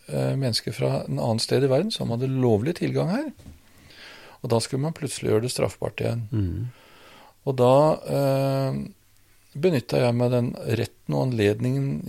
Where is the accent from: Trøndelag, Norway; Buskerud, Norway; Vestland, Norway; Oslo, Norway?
Trøndelag, Norway; Rørvik; Der må jeg gå tilbake til oppveksten